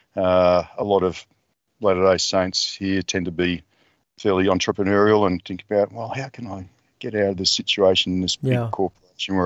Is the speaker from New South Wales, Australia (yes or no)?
no; Geelong, Victoria, Australia; I grew up in Geelong